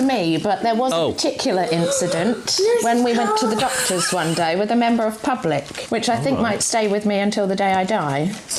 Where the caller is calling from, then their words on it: Bexhill, South East England, United Kingdom; I'm calling from Bexhill in East Sussex.